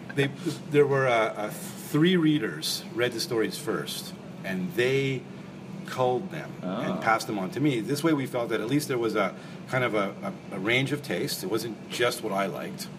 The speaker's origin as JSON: {"language": "English", "town": "Montreal", "region": "Quebec", "country": "Canada", "tie": "born or raised there", "moved": "yes", "lives_now": "Toronto, Canada", "said": "I grew up in Montreal"}